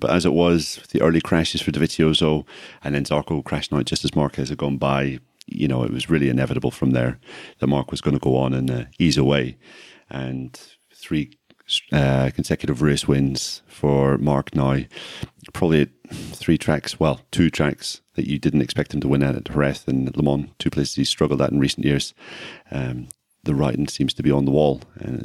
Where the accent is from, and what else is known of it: Ireland; accent: Irish